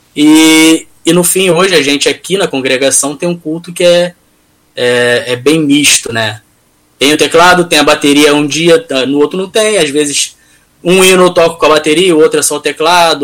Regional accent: Rio de Janeiro, Brazil; Eu sou do Rio

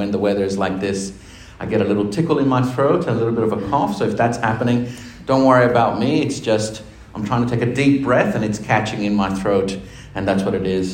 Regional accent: Argentina; now in Australia; I'm from Argentina. I'm from a country where we never had

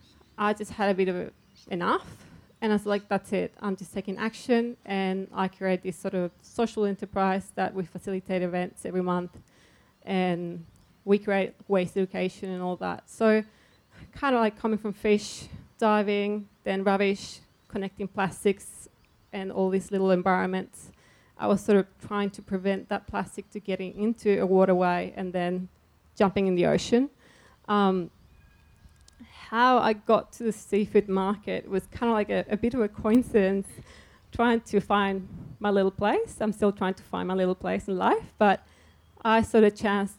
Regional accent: Chile; now in Melbourne, Australia; I come from Chile

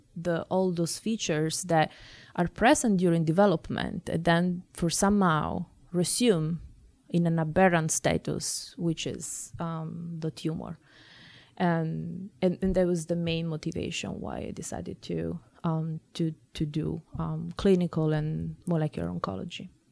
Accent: Italy; moved away as an adult; now in Boston, United States; I grew up in Italy. uh, that is my own country.

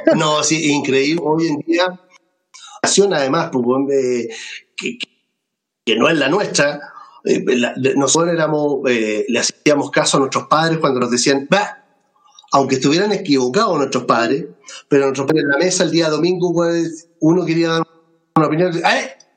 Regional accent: Melipilla, Santiago Metropolitan Region, Chile; estoy en Melipilla, en mi tierra

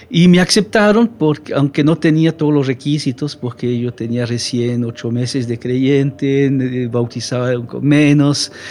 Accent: Romandy, Switzerland; accent: French; Spanish is a second language; por mi, mi dejo, que en realidad es francés. Pero yo no soy francés, yo soy suizo de la parte francesa de Suiza.

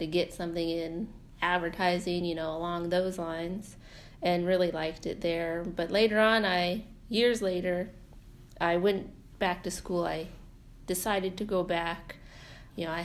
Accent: North Pole, Alaska, United States; I'm from North Pole, so my kind of immediate family is from North Pole area, Fairbanks area

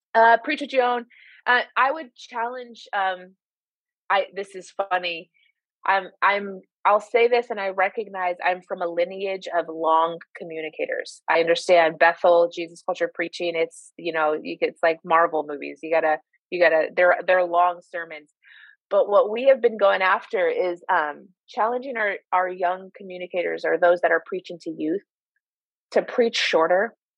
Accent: Midwest, United States; moved away as an adult; now in Sacramento, United States; I grew up in the Midwest so followed that ministry to California

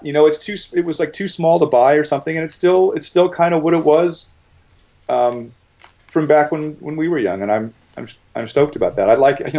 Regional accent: Manhattan Beach, California, United States; moved away; also born or lived in Venice, Los Angeles; I grew up, you know, I was in Venice first, but then I spent, you know, high school years and stuff in Manhattan Beach. It feels like home. My brother still lives there, and I wouldn't move back, but I'm really glad I grew up there, especially when I did.

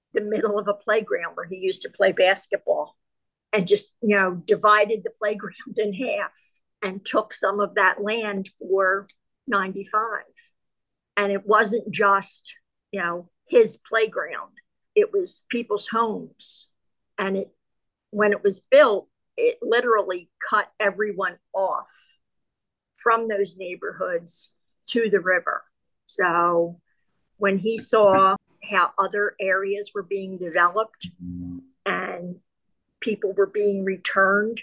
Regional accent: Philadelphia, Pennsylvania, United States; I was born and raised in the Kensington section of Philadelphia

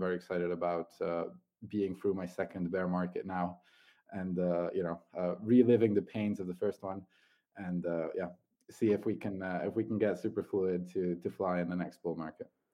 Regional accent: Italy; moved away as an adult; I'm uh, originally Italian

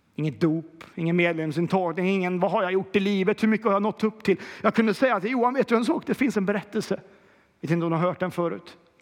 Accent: Kil, Värmland, Sweden; Jag är ju också från Kil

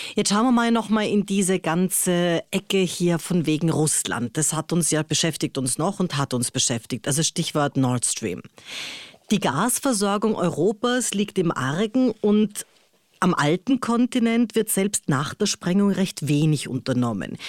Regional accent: Austria; also born or lived in Munich, Germany; als Österreicherin immer so arg finde, also ich bin in München geboren, aber trotzdem Österreicherin

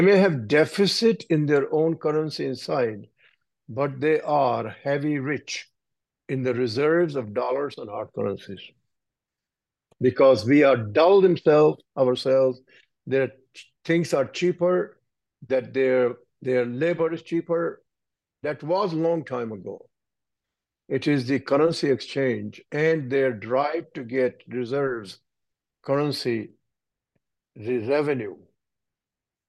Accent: India; I'm an Indian

